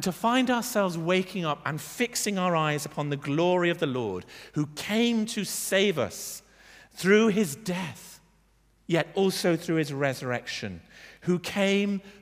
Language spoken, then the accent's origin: English; United Kingdom; now in Bath, United Kingdom; we're British.